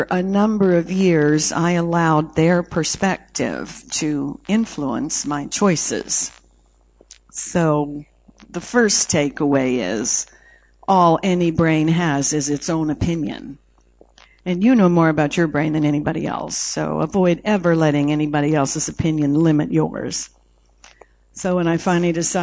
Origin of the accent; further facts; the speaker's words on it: Canada; I was born in Canada, 56 degrees below zero Fahrenheit when I came out the chute.